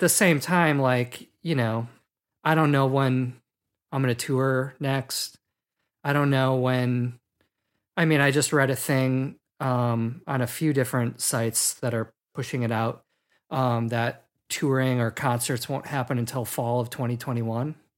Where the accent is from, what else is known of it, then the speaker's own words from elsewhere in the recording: Milwaukee, Wisconsin, United States; I'm from Milwaukee, Wisconsin, which is, like, an hour and a half north of Chicago